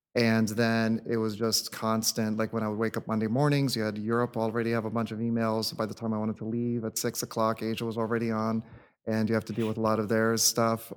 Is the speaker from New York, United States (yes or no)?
no; New England, Connecticut, United States; first language English; moved away as an adult; also born or lived in Indiana / Washington, D.C. / San Francisco; now in Los Angeles, United States; I grew up, um, back east in New England and Connecticut